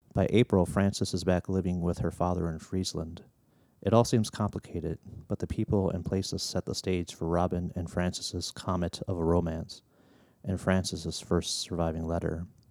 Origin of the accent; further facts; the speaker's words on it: Hinckley, Minnesota, United States; growing up around Hinckley, which is a little small town in Minnesota, just north of the Twin Cities